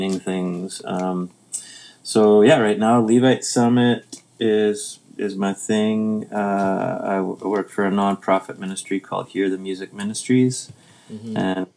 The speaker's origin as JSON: {"language": "English", "town": "Winnipeg", "region": "Manitoba", "country": "Canada", "tie": "born or raised there", "moved": "yes", "lives_now": "Vernon, Canada", "said": "growing up in Winnipeg"}